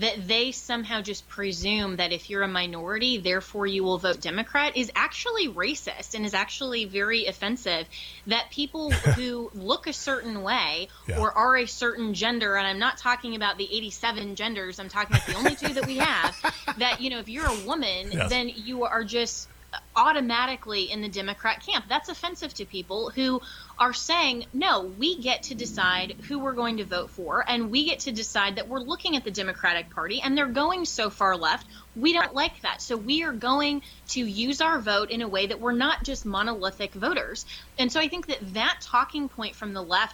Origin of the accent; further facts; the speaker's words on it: Colorado, United States; my home state of Colorado